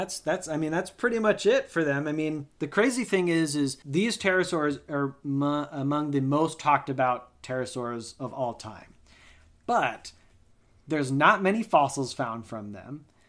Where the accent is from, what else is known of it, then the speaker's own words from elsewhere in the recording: Colorado, United States; Growing up in Colorado, we had a number of aspen trees in our backyard